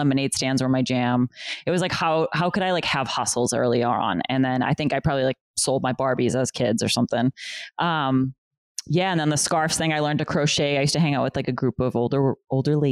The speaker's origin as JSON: {"language": "English", "town": "Boston", "region": "Massachusetts", "country": "United States", "tie": "born or raised there", "also_born_or_lived": "Chelsea, Massachusetts", "moved": "as an adult", "lives_now": "New Hampshire, United States", "said": "I was born in Chelsea, Massachusetts. And then we moved to West Roxbury because I got into Boston Latin Academy"}